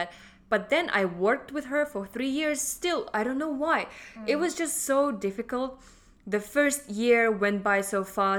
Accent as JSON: {"language": "English", "country": "Russia", "second_language": "English", "moved": "as an adult", "lives_now": "Hong Kong", "said": "I'm from Russia."}